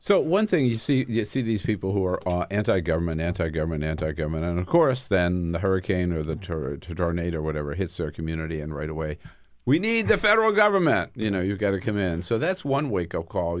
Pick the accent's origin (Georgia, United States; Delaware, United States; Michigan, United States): Delaware, United States; now in Washington, D.C., United States; I come from Delaware.